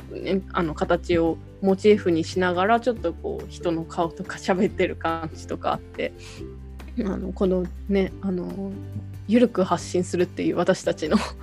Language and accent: Japanese; Fukuoka, Japan; moved away; 出身が福岡